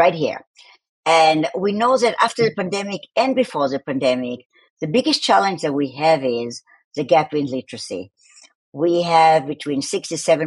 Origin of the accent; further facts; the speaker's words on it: Tel Aviv, Tel Aviv District, Israel; accent: Tel Aviv; my accent is from Tel Aviv